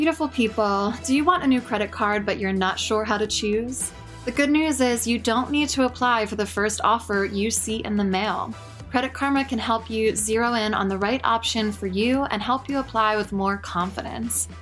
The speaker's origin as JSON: {"language": "English", "town": "Cinnaminson", "region": "New Jersey", "country": "United States", "tie": "born or raised there", "also_born_or_lived": "Camden, New Jersey", "said": "grew up in, um, white suburban middle class school with, like, three black people"}